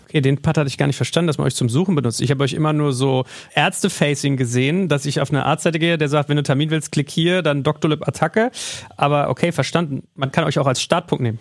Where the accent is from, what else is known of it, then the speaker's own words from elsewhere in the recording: Germany; gerade als Deutsche